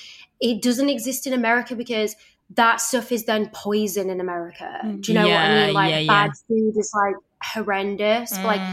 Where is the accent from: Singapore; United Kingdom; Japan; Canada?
United Kingdom; Leeds, Yorkshire and the Humber; now in Los Angeles, United States; I'm from Leeds